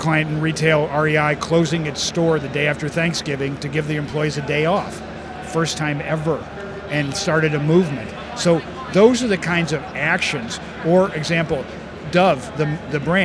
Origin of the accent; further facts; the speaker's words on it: Chicago, Illinois, United States; also born or lived in New York; I'm from Chicago. I live in New York and Chicago